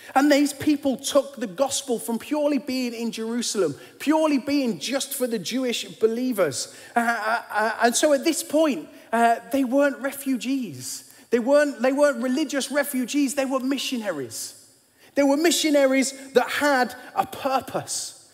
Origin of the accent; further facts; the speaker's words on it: United Kingdom; as British kids